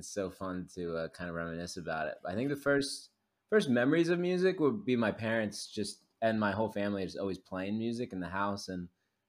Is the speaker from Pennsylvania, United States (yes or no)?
yes; Philadelphia, Pennsylvania, United States; now in Los Angeles, United States; I'm from Philadelphia initially. I live in Los Angeles.